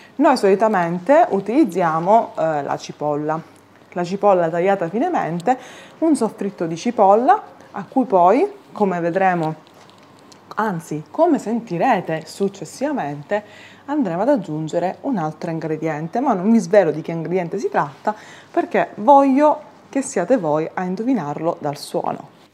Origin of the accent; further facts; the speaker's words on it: Sicily, Italy; i racconti della mia terra